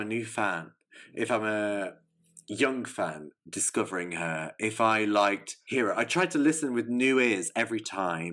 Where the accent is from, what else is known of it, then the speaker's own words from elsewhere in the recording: England, United Kingdom; I'm an English lamb